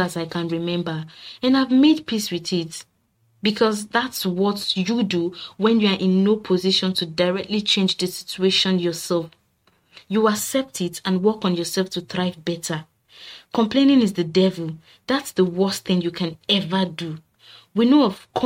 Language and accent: English; Nigeria; being a Nigerian, living in Nigeria